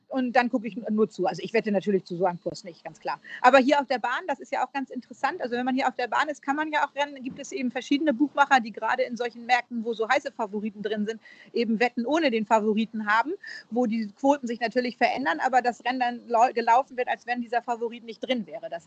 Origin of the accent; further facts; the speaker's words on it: Northern England, United Kingdom; accent: northern English; Ich habe ja einen nordenglischen Akzent.